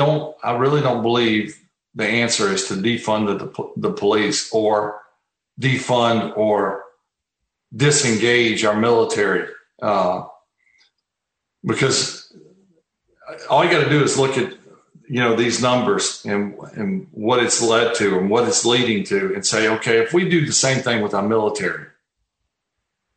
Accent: United States; I'm an American

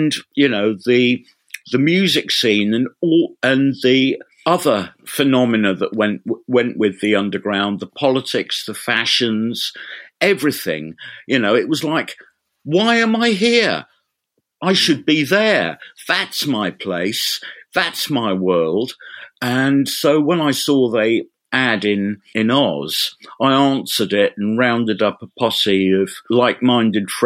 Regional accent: Reading, South East England, United Kingdom; moved away as an adult; also born or lived in London; now in Ipswich, United Kingdom; I was born in London, raised in Reading, and I didn't get to get out of Reading and back to London until I was nearly 20.

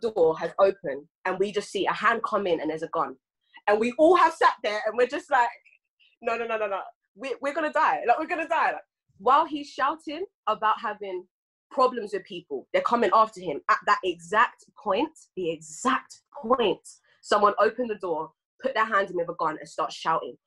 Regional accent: England, United Kingdom; I'm Ghanaian and English

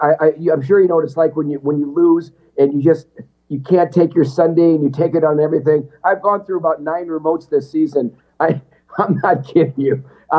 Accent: Wisconsin, United States; moved away as an adult; also born or lived in California; I'm a guy just from Wisconsin. I got six siblings, and my parents both have passed away.

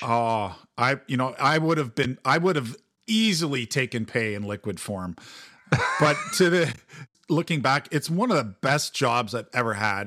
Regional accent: Mississauga, Ontario, Canada; also born or lived in Toronto; I grew up in Mississauga, which is Peel Region

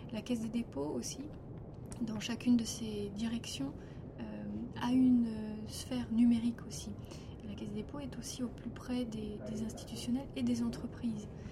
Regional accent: France; chez nous en France

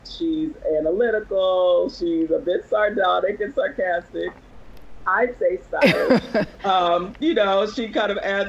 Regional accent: Washington, District of Columbia, United States; moved away as an adult; I was born and raised in Washington, D.C.

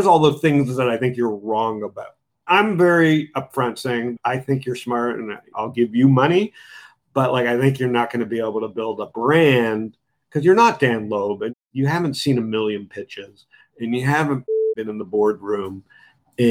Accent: Canada; I'm from Canada. I'm conservative.

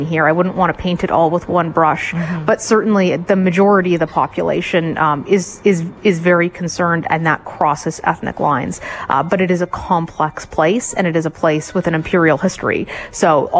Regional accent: Canada; we're Canadian

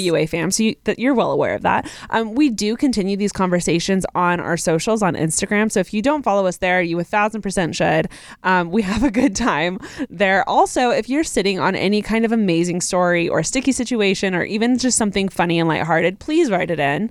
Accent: Texas, United States; I am from Texas

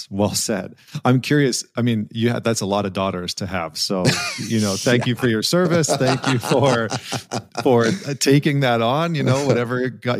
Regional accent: Alberta, Canada; I grew up in Northern Canada in okay. Northern Alberta.

